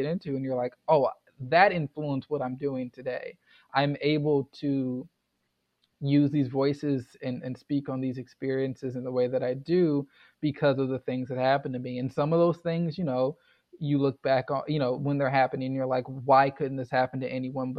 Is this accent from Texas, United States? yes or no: yes; Houston, Texas, United States; now in Louisville, United States; I grew up in Houston, which is an extremely diverse place